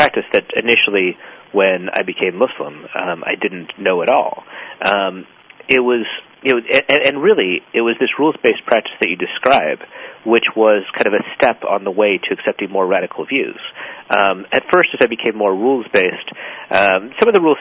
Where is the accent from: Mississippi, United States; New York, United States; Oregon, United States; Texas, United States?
Oregon, United States; Ashland; my hometown of Ashland, Oregon